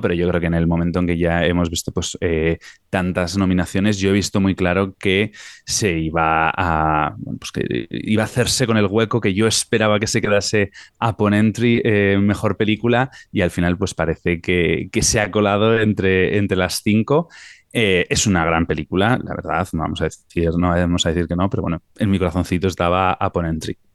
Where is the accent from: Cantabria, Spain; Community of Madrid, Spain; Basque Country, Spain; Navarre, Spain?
Navarre, Spain; Tafalla; es de mi pueblo